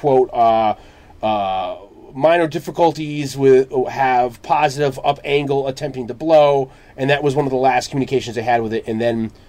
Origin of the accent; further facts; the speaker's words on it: Connecticut, United States; growing up in Connecticut